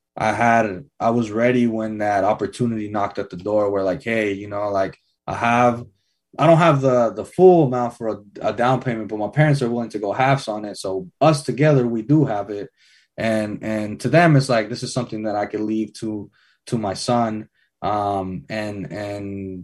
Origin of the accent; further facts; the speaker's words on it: Redwood City, California, United States; moved away as an adult; also born or lived in Fair Oaks; I'm born and raised in Redwood